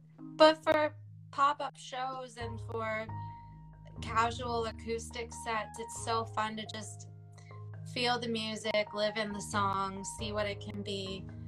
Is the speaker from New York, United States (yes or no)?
no; Michigan, United States; born there; also born or lived in Dayton; I feel like I'm not from Dayton originally. I was actually born in Michigan and moved military. My dad is Air Force, but I feel like I'm Dayton born and raised essentially now.